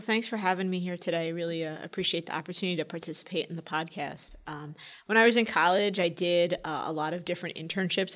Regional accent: New York City, New York, United States; also born or lived in Washington, D.C. / Philadelphia; I grew up in New York City. My parents still live here

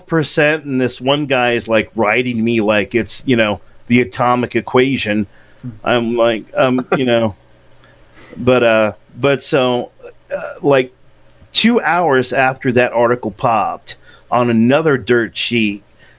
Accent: Oakland, California, United States; and I'm from the Bay Area. I'm from Oakland, California

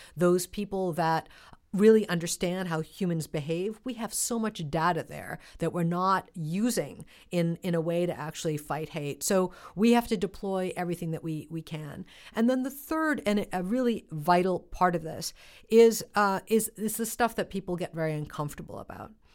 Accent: United States; as somebody who grew up, uh, in this country in the nineteen seventies and nineteen eighties

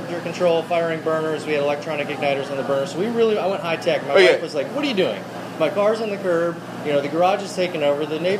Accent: Las Vegas, Nevada, United States; born there; now in Florida, United States; I was born in Vegas and I've been bouncing around since then.

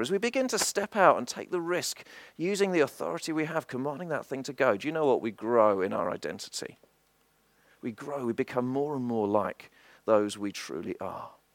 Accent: England, United Kingdom; I was born in England and I've always lived in England

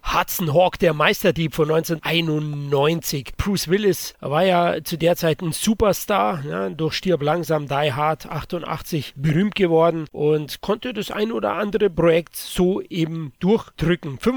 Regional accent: Bavaria, Germany; Als Bayer bin ich natürlich öfters in der Natur, wahrscheinlich wie ihr, oft in den Bergen.

